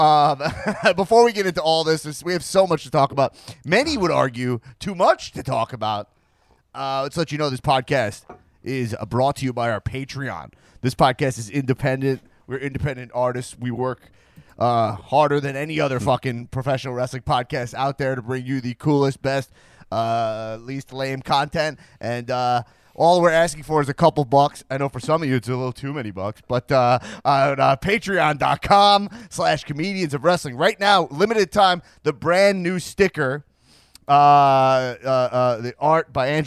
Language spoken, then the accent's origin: English; Long Island, New York, United States; We grew up together in Long Island, New York